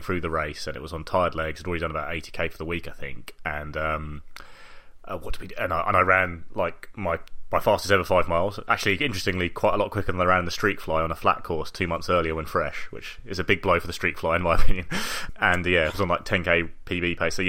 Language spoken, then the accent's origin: English; London, United Kingdom; I come from London